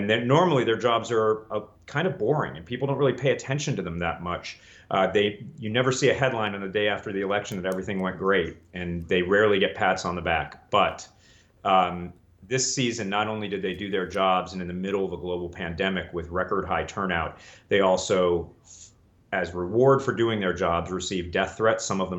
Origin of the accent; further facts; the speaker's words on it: Colorado, United States; also born or lived in Delaware; I went to elementary school in Delaware. I went to high school in Colorado. I went to college and law school in Northern California.